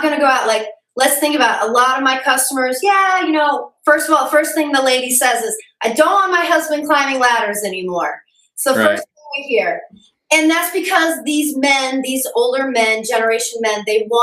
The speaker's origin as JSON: {"language": "English", "region": "Midwest", "country": "United States", "tie": "born or raised there", "said": "being raised in the Midwest"}